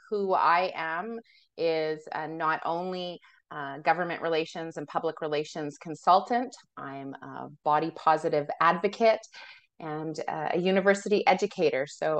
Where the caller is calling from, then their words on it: Alberta, Canada; I come to you from Treaty 6 territory, which is in Alberta, Canada.